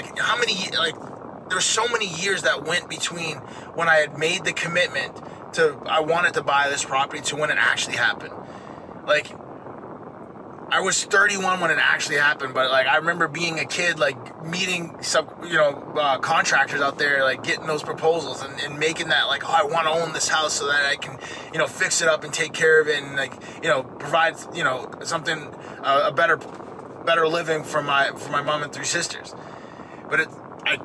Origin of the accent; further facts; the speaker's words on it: Maine, United States; the house that I grew up in Maine, my dad owned it